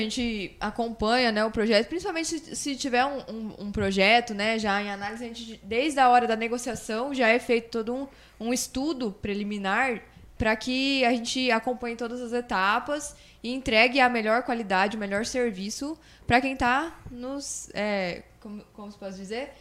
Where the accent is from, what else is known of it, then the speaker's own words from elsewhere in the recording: Sinop, Mato Grosso, Brazil; moved away as an adult; now in Confresa, Brazil; eu nasci em Sinop, morei minha vida toda em foi. Sinop